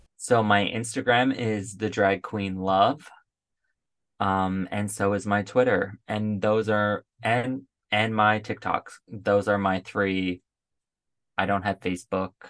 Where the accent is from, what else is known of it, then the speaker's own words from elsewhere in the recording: Paradise, Newfoundland and Labrador, Canada; now in Ottawa, Canada; go back to my hometown